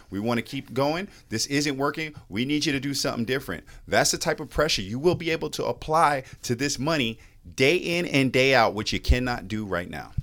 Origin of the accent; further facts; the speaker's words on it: New York City, New York, United States; now in Mecklenburg County, United States; I grew up in New York City public schools and a family of public school educators.